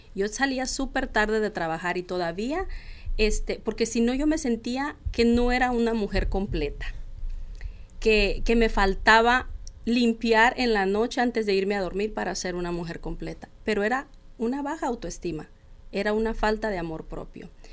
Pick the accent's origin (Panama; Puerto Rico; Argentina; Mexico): Mexico; soy mexicana, tengo dos hijos